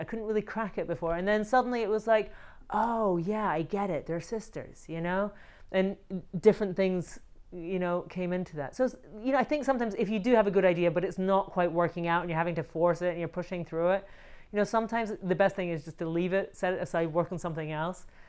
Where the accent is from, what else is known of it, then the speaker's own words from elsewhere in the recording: Scotland, United Kingdom; also born or lived in Barcelona, Spain; now in Los Angeles, United States; I moved here from Barcelona, Spain, and I'm from Scotland